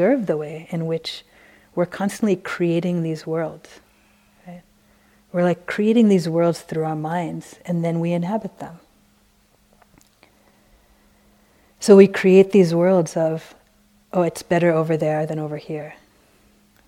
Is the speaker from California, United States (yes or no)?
yes; San Francisco, California, United States; since we're both from San Francisco